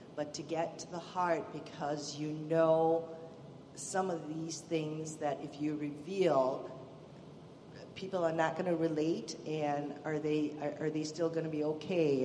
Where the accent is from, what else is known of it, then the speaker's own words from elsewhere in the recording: Malaysia; moved away as an adult; now in United States; originally, I'm from Malaysia. It's a Muslim country. I was raised a Buddhist and a Hindu um, in a bit of a chaotic family, actually. Um, Malaysia is a multi ethnic multi ethnic country, so you know you're exposed to a lot of different ethnicity and religion, and and that's how I grew up